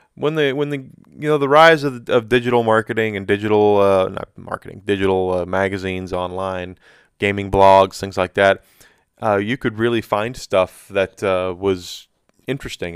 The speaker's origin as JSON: {"language": "English", "country": "United States", "said": "I'm an American, very proud to be an American. Love my country, love being here"}